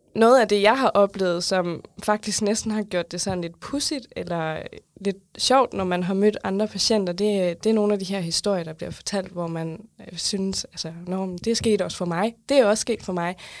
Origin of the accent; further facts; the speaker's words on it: South Jutland, Southern Denmark, Denmark; now in Funen, Denmark; Jeg er opvokset i Sønderjylland, bor nu på Fyn